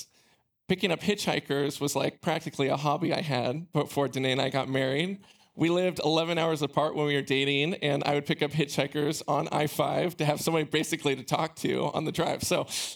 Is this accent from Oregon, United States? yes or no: yes; Oregon, United States; I was born in Oregon. I've lived here my whole life.